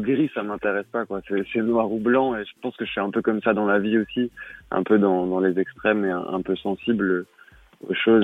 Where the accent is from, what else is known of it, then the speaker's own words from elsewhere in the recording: Besançon, Bourgogne-Franche-Comté, France; dans ma ville, quoi, là où j'ai grandi.